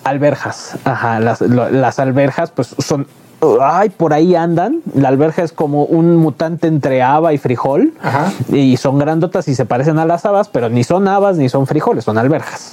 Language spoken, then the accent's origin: Spanish; Mexico; nos identifican como mexicanos